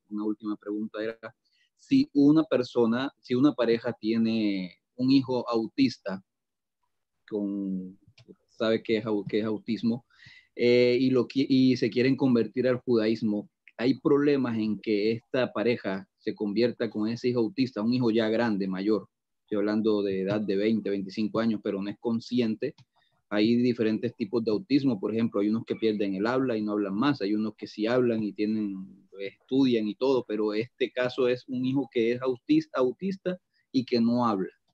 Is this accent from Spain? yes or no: no; Atlantic coast of Colombia, Caribbean Region, Colombia; de la región de donde yo vengo, en Colombia, que es en la costa atlántica